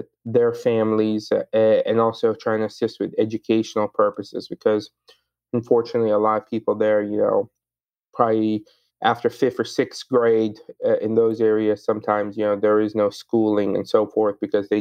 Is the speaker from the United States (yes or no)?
no; Sudan; moved away; also born or lived in Egypt; I was born in Sudan, but my family's background is in Egypt